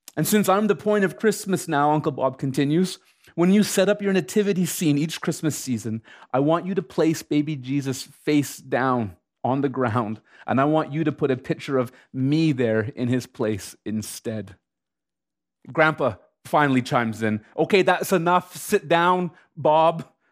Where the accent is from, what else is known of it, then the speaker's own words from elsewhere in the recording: Canada; as a Canadian citizen